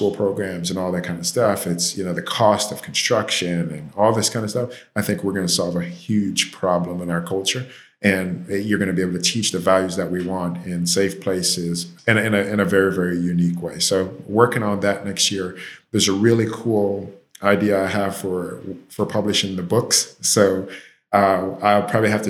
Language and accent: English; Jamaica; now in Miami, United States; I'm Jamaican